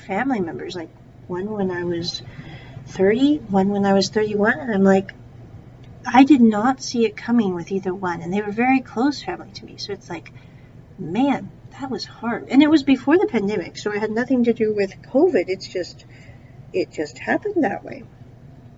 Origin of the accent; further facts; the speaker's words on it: United States; I was born in America